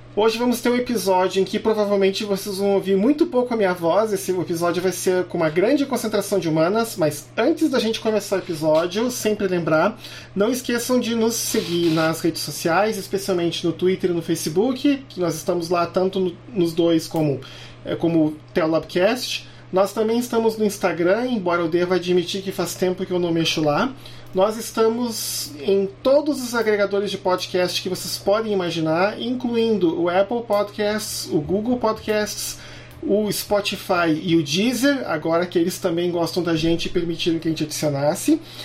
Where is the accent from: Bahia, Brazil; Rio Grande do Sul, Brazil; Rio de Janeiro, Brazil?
Rio Grande do Sul, Brazil; Canoas; also born or lived in Porto Alegre; Como eu nasci em Porto Alegre e me criei na cidade de Canoas